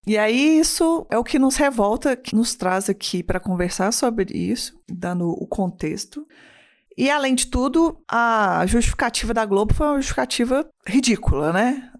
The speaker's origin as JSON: {"language": "Portuguese", "town": "Belo Horizonte", "region": "Minas Gerais", "country": "Brazil"}